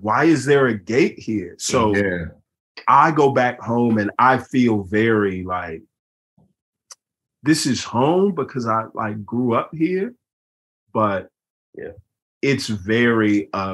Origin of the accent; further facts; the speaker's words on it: Houston, Texas, United States; moved away as an adult; We didn't have Frenchie's on the southwest side.